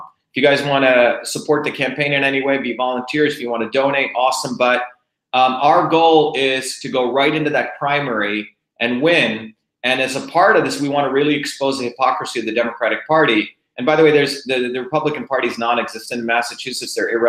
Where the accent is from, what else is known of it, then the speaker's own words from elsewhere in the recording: India; moved away; a guy who was an untouchable, you know, growing up in India, my parents meeting, my coming here